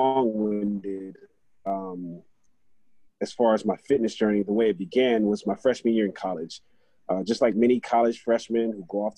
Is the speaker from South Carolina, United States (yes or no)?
yes; Conway, South Carolina, United States; born and raised in Conway, like Mia said, just a few miles from Myrtle Beach